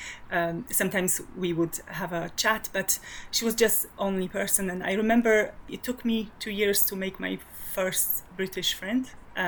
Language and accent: English; Poland; English is a second language; moved away as an adult; now in Glasgow, United Kingdom; I'm from Poland and I've lived in Scotland for over 12 years now.